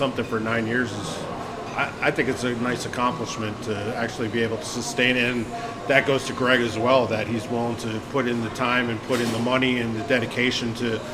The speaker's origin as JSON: {"language": "English", "region": "New York", "country": "United States", "also_born_or_lived": "Pittsburgh, Pennsylvania", "moved": "yes", "lives_now": "Chicago, United States", "said": "I'm from New York"}